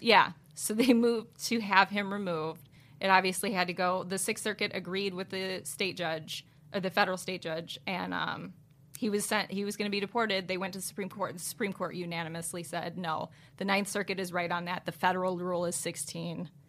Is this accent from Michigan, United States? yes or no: yes; Lansing, Michigan, United States; my home state of Michigan